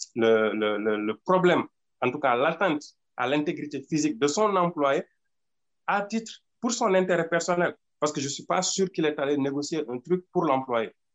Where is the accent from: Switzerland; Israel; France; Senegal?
Senegal; Nous, au Sénégal